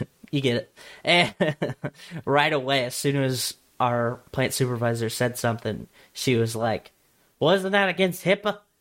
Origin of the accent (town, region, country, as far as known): Nebraska, United States; born or raised there